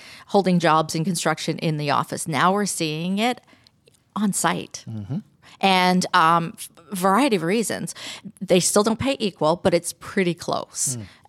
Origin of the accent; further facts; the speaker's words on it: Canada; I grew up in Canada, and that's why I love hockey, and I love this area too. I come here a lot. And I grew up in an Italian family, and everybody is in construction in my family.